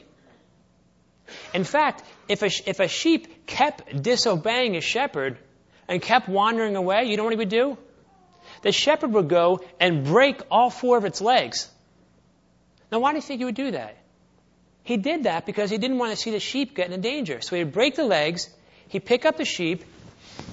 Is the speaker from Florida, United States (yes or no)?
no; Philadelphia, Pennsylvania, United States; when I was growing up in Philadelphia